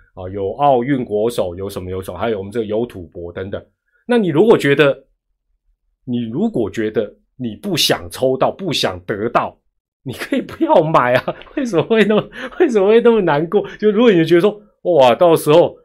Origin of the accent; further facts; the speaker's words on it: Taiwan; 当我们台湾当地主队的时候